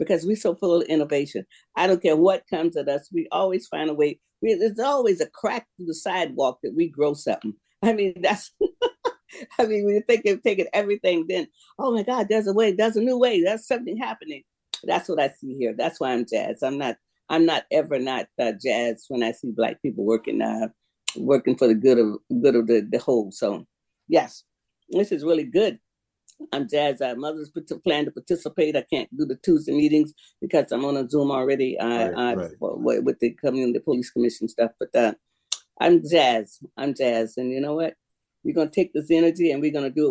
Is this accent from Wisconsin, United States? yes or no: no; Seminole County, Florida, United States; also born or lived in Duval County, Florida; I was born in Duval, but raised in Seminole, but in a whole old Black township